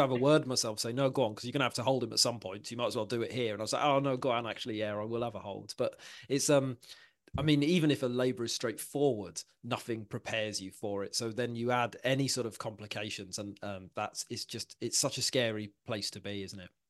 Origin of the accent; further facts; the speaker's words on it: Welsh, Wales, United Kingdom; I'm Welsh myself